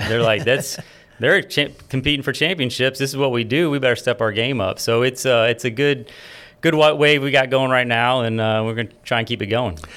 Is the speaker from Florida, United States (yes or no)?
yes; Florida, United States; now in Baton Rouge, United States; I was born and raised in Florida